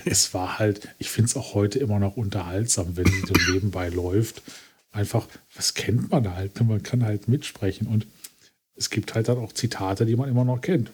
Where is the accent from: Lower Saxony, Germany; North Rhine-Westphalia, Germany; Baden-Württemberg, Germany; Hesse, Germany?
North Rhine-Westphalia, Germany; Essen; ich komme quasi gebürtig aus dem Sumpf, aus dem Ruhrgebiet